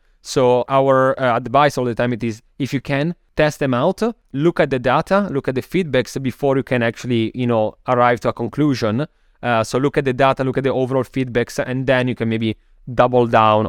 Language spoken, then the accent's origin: English; Milan, Lombardy, Italy; English is a second language; moved away as an adult; also born or lived in Copenhagen, Denmark; now in New York, United States; So I'm originally from Milano, Italy, as people can hear from my accent. After like living there for a long time, when I was around, what was it, maybe 23 or something like that, then I moved to Copenhagen in Denmark, so in Scandinavia, where I studied my master's